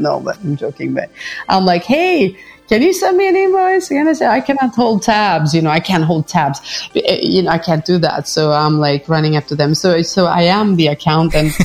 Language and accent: English; Stockholm, Stockholm County, Sweden; now in Paris, France; I live in Paris, but I visit Stockholm very often because that's my hometown